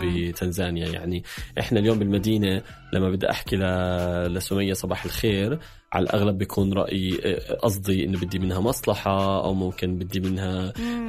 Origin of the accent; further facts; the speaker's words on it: Palestine; also born or lived in Jordan; إني أنا فلسطيني